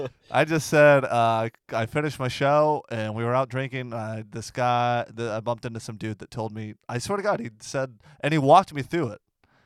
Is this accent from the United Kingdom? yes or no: no; Florida, United States; I don't even know what my background is. I just know I'm from Florida.